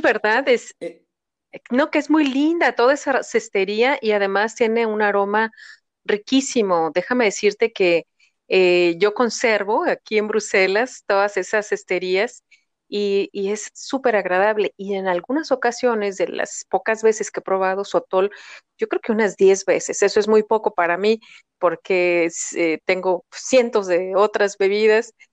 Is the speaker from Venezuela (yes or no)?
no; Mexico; yo soy una optimista mexicana